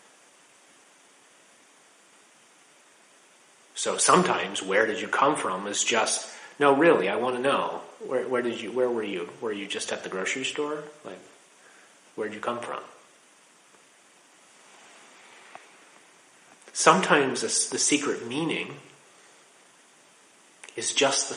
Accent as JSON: {"language": "English", "town": "Laurel", "region": "Maryland", "country": "United States", "tie": "born or raised there", "also_born_or_lived": "Washington, D.C. / Rochester, New York", "moved": "as an adult", "said": "I was born in Washington, D.C. at Holy Cross Hospital. I spent my childhood in Laurel, Maryland"}